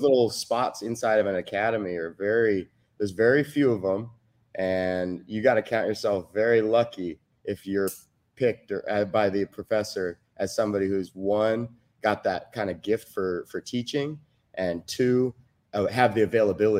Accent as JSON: {"language": "English", "town": "Cypress", "region": "California", "country": "United States", "tie": "born or raised there", "said": "from Cypress, California, originally. Grew up there"}